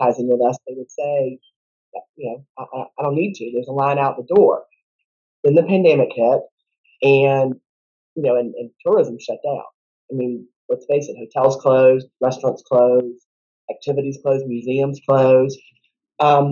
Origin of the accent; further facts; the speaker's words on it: Savannah, Georgia, United States; moved away as an adult; I grew up in Savannah, moved back here about 13 years ago to raise my daughter here and my whole family's here